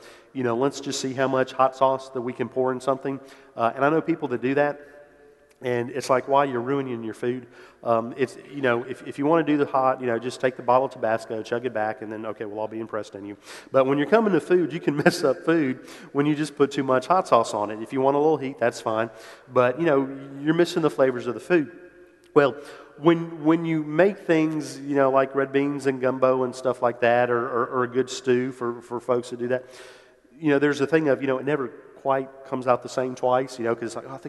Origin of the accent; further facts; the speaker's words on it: New Orleans, Louisiana, United States; moved away as an adult; I grew up in New Orleans, was born there, lived there until went off to college.